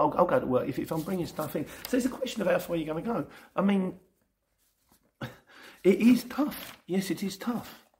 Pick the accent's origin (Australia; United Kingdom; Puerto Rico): United Kingdom; Luton, East of England; I was born in Luton